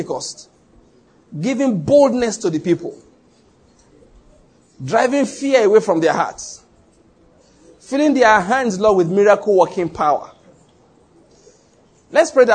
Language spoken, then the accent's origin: English; Ondo, Nigeria; moved away; also born or lived in Edo State / Lagos / Taraba State; I was born in Ondo State and I grew up there.